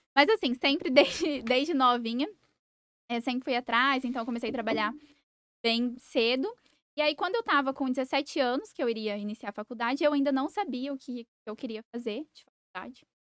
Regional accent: Sidrolândia, Mato Grosso do Sul, Brazil; also born or lived in Campo Grande; Eu nasci, fui criada em Cidrolândia.

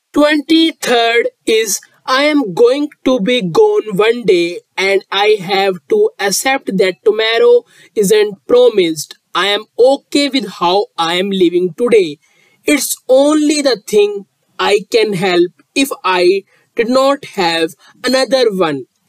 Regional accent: India; I am from India

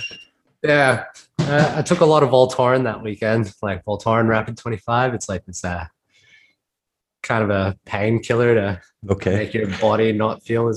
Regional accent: Sydney, New South Wales, Australia; moved away as an adult; now in Brisbane, Australia; I'm kind of from Sydney

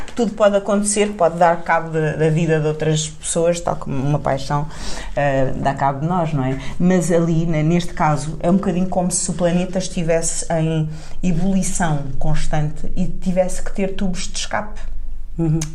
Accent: Tavira, Algarve, Portugal; Tavira é a minha terra, não é? o, o lugar uh, onde, onde eu me formei a, a, cabeça

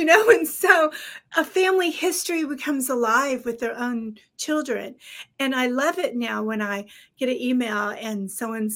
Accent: Texas, United States; I was raised in Texas

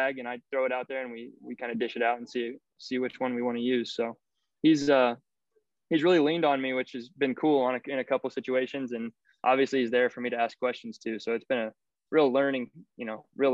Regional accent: area near Eastern Illinois University, United States; also born or lived in St. Louis; this is my hometown D1. I mean, this is D1 for our area. Illinois is 45 minutes from our house

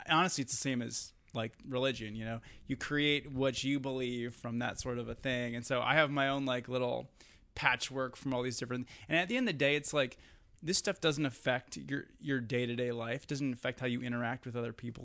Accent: Eau Claire, Wisconsin, United States; moved away; growing up in Wisconsin

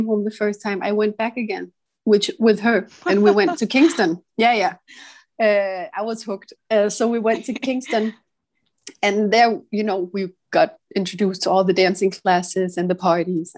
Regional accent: Copenhagen, Capital Region of Denmark, Denmark; I'm from Copenhagen, and I live in the center of the city. I always have. I'm half Italian. My dad is Italian and my mother is Danish. I've lived here my whole life

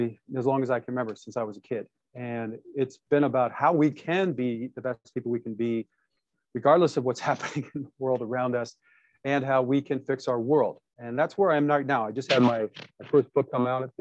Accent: Detroit, Michigan, United States; I was born in Detroit, Michigan, to parents fighting for the civil

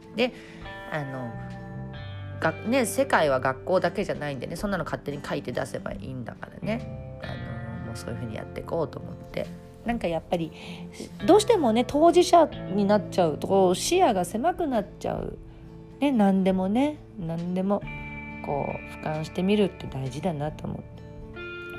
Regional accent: Tokyo, Japan; 私とかはちょっと両親も東京の人だったんでね

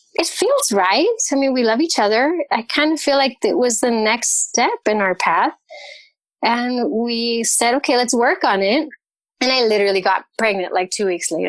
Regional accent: California, United States; moved away as an adult; now in Cologne, Germany; I left California. We're originally from California.

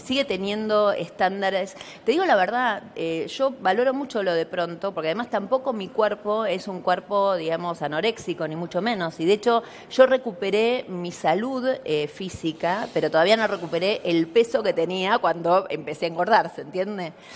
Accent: Buenos Aires, Argentina; now in Pilar, Argentina; yo hoy vivo en un barrio privado en Pilar, pero nací en Villa Soldati

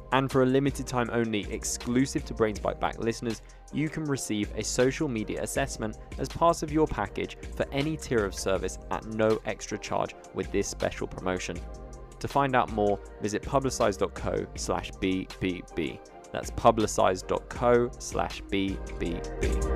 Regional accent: United Kingdom; being British myself

